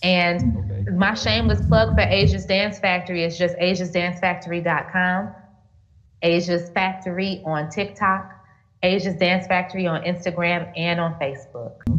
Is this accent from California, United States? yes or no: no; Gary, Indiana, United States; moved away as an adult; now in Thailand; growing up in Gary